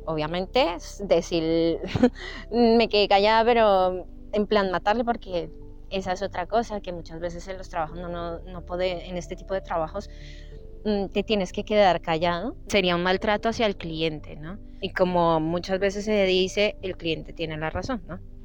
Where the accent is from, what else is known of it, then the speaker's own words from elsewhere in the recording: Bogotá, Colombia; moved away as an adult; now in Madrid, Spain; Yo nací en Bogotá, Colombia, y tomé la decisión de venirme a Madrid hace unos ocho años